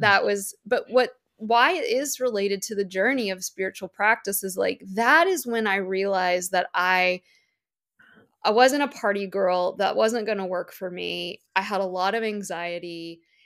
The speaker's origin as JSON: {"language": "English", "region": "Virginia", "country": "United States", "moved": "yes", "said": "my Virginia family's, like, Katie's tiny bungalow."}